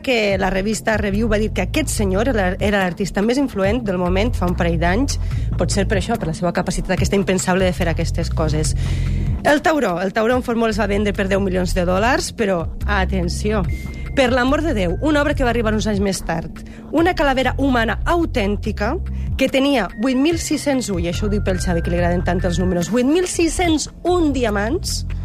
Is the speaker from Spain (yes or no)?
yes; Pego, Valencian Community, Spain